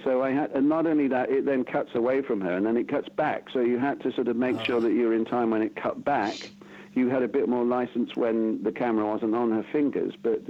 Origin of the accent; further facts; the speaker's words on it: Bath, South West England, United Kingdom; moved away as an adult; growing up in Bath. I mean, that's the where I am now. I've lived all over the world, but I've sort of ended up back in my hometown.